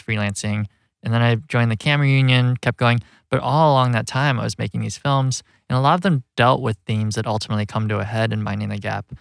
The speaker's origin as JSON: {"language": "English", "town": "Rockford", "region": "Illinois", "country": "United States", "tie": "born or raised there", "also_born_or_lived": "Chicago", "moved": "as an adult", "said": "growing up in Rockford where the film takes place, it's this working class Rust Belt community"}